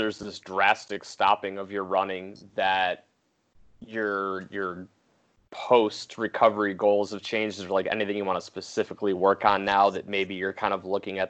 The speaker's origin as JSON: {"language": "English", "town": "Columbia Station", "region": "Ohio", "country": "United States", "tie": "born or raised there", "said": "I grew up in Columbia Station."}